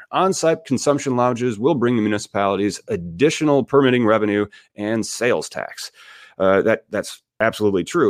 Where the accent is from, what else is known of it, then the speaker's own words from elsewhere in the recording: Peoria, Illinois, United States; my hometown is Peoria, Illinois.